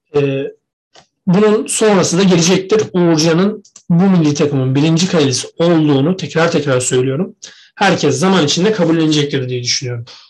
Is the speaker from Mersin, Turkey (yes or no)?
no; Trabzon, Turkey; ben bile Trabzonsporlu olduğum için, Trabzonlu olduğum için küfür yiyorum